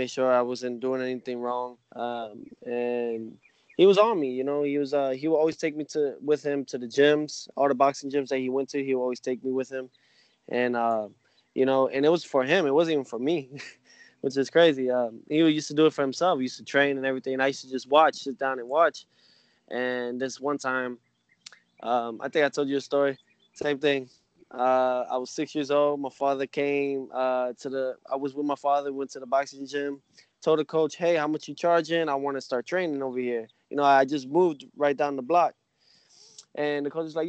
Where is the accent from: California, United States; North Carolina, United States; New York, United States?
New York, United States; New York City; My father raised me like that in New York. You know, I was born in New York